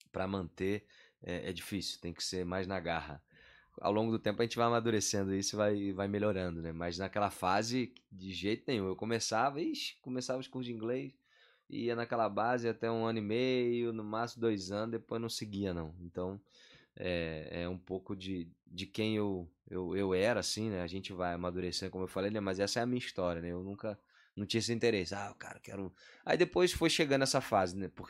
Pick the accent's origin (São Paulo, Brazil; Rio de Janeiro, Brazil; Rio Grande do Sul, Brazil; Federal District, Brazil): Rio de Janeiro, Brazil; Eu sou carioca, sou natural do Rio de Janeiro. Morava no bairro de Irajá.